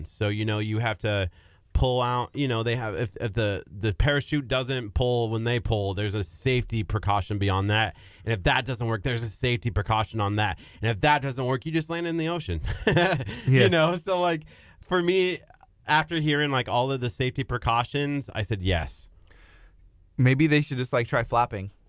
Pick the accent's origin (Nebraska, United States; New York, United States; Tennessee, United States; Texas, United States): Nebraska, United States; Lexington; growing up, speaking of FM and AM, I the radio station in my hometown it's called KRVN, and it was like for farmers.